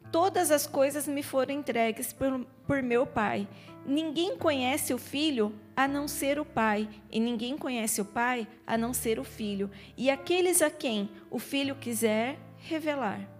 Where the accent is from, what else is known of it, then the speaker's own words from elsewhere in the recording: São Paulo, Brazil; now in Ireland; Você é mineira? Eu Não, eu sou paulista. Não, mas você fala que nem mineiro.